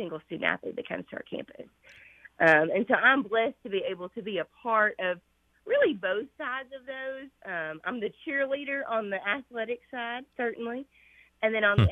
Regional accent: Red Boiling Springs, Tennessee, United States; I grew up playing sports at a really, really small school. So I'm from Redbull and Springs, Tennessee, which is too tiny.

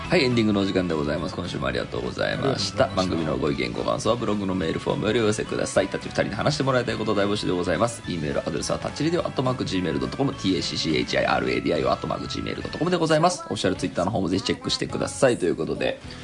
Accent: Tokyo, Japan; 俺の場合だと東京に育ってても

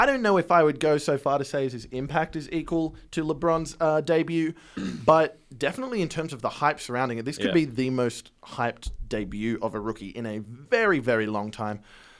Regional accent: Australia; moved away; I'm coming from Australia, not a big college sports fan. There's not a lot of exposure for me over there

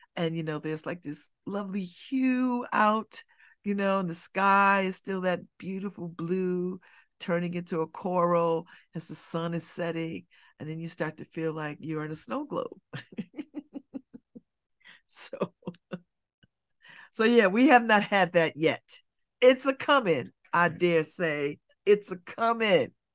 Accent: Connecticut, United States; I'm from Connecticut

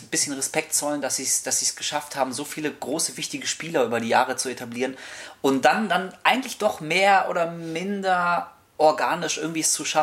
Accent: Hamburg, Germany; Wir kommen aus Hamburg.

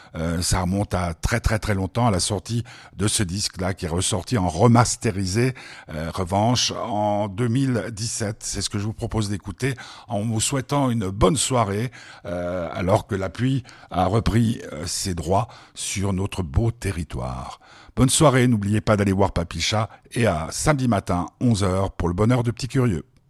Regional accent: Switzerland; en tant que Suisse

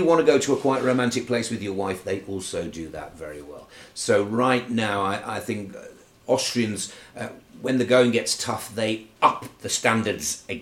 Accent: United Kingdom; as a ski racer, as a British ski racer

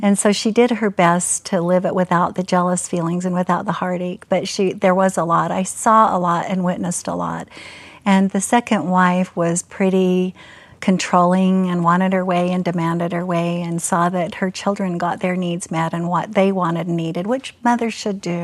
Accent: Murray, Utah, United States; I was raised in Murray, where the Fashion Place Mall is

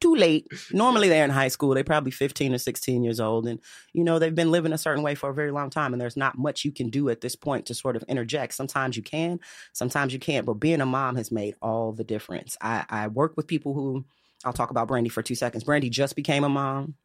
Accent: Chicago, Illinois, United States; I'm a South Side girl, though, born and bred

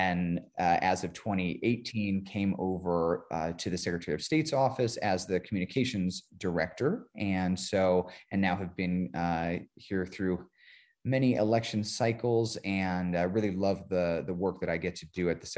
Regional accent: Las Vegas, Nevada, United States; now in New Mexico, United States; but I'm originally from Las Vegas, Nevada.

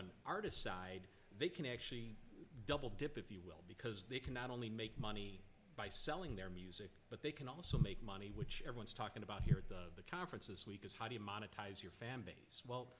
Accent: Chicago, Illinois, United States; now in Nashville, United States; From Chicago.

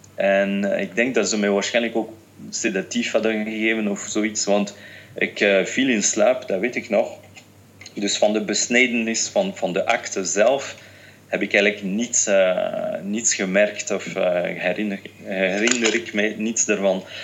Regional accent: France; also born or lived in Tunisia; Ik ben Fransman, mijn moeder is een Française, mijn vader is een Tunesiër

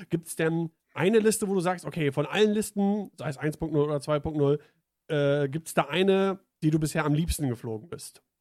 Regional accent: Salzgitter, Lower Saxony, Germany; ich komme aus Salzgitter

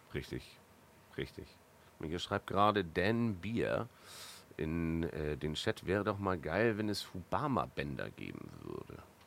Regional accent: Northern Germany, Germany; als Norddeutscher

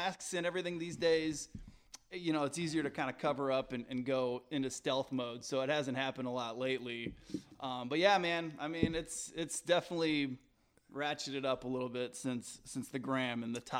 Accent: Wooster, Ohio, United States; Worcester, like Cleveland area.

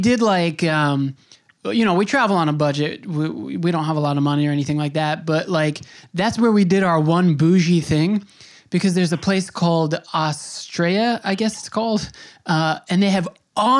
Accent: United States; I grew up in the States

